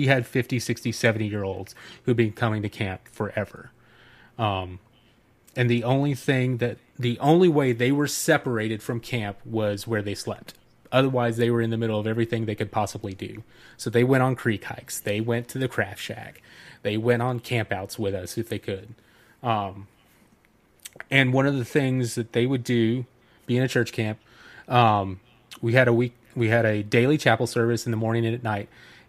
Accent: Dahlonega, Georgia, United States; I went to a church camp growing up in Dahlonega, Georgia, like right where the Appalachian Trail just begins at the top of North Georgia.

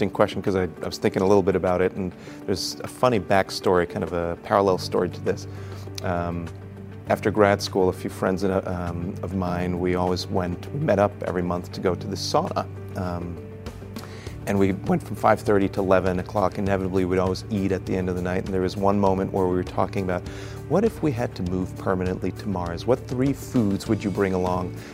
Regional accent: Austria; also born or lived in Brazil / Chile / United States / New York City; now in San Diego, United States; So my father was an international banker, and I grew up in Brazil, Chile, Austria, and the United States and then came to the United States for college.

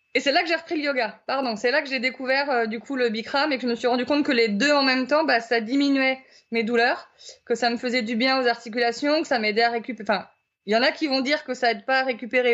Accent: Brittany, France; moved away; je suis originaire de Bretagne

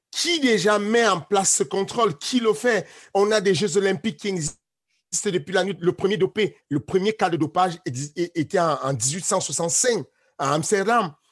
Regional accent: Cameroon; mon village natal ou, le village de mes parents au Cameroun, ça s'appelle Ivodoula

